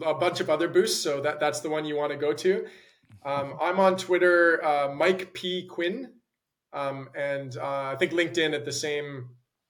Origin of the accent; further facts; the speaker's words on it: Calgary, Alberta, Canada; moved away as an adult; now in London, United Kingdom; I grew up in Calgary